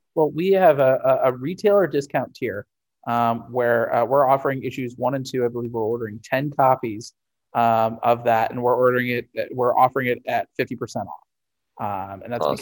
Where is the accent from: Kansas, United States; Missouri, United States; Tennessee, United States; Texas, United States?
Missouri, United States; St. Louis; Fantasy Shop in St. Louis, my hometown store